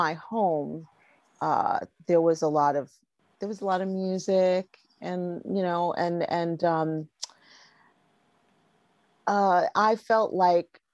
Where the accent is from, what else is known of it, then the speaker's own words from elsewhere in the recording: New York City, New York, United States; moved away as an adult; now in Los Angeles, United States; I originally came from New York. I was born in Brooklyn. And I stayed there